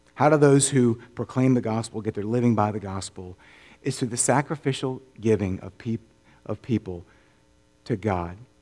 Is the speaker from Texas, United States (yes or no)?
no; Orlando, Florida, United States; now in Memphis, United States; I grew up in Orlando